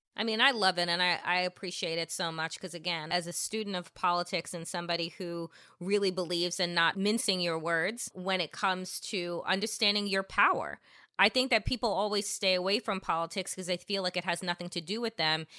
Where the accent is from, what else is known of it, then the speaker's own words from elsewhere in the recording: Long Island, New York, United States; also born or lived in Washington, D.C.; now in Brooklyn, United States; I'm originally from Long Island, but before I moved back to New York and moved to Brooklyn, I was living in Washington, D.C. for 15 some odd years